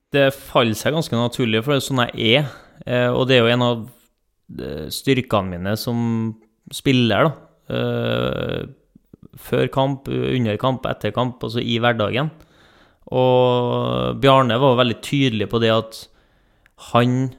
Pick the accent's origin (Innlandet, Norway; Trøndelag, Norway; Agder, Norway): Trøndelag, Norway; Trondheim; accent: Trønder; moved away; folk hører på dialekten at jeg ikke er herfra. Eh, jeg er trønder. Født i Trondheim, oppvokst på Lohove i Trondheim